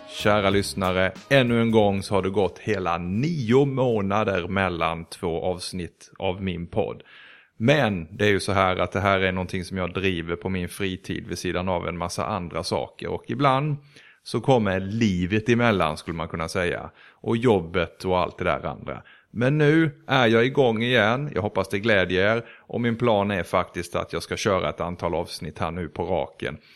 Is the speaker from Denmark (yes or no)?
yes; Denmark; moved away; also born or lived in Sweden; Jag är född i Sverige men jag var tre när mina föräldrar eh, bortförde mig till Danmark.